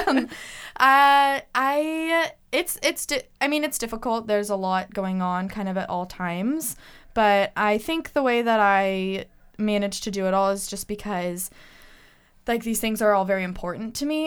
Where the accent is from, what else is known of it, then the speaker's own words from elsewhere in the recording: Bay Area, California, United States; moved away as an adult; now in Eugene, United States; I'm from the Bay Area